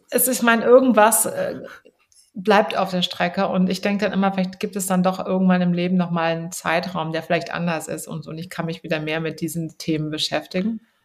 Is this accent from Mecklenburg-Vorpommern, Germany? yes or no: no; Baden-Württemberg, Germany; also born or lived in Trier, Rhineland-Palatinate / United States; now in Berlin, Germany; Aufgewachsen, geboren bin ich äh, in Rheinland-Pfalz, in Trier, aufgewachsen in Baden-Württemberg und dann in den USA